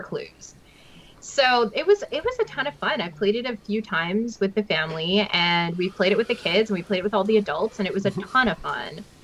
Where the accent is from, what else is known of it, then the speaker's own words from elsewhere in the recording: West Coast of Canada, Canada; I'm from the West Coast